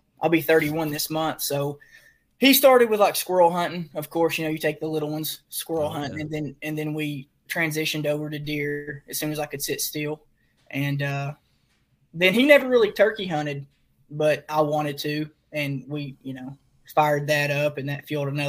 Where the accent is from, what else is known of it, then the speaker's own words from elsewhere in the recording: right outside of Knoxville, East Tennessee, United States; We're from East Tennessee, right outside of Knoxville